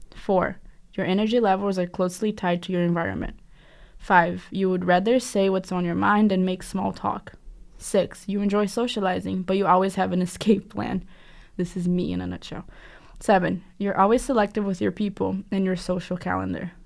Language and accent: English; South Region, Brazil; now in Boston, United States; I'm from the South